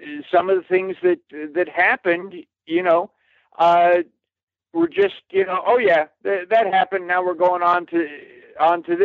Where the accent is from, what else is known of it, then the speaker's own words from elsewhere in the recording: California, United States; I grew up in California.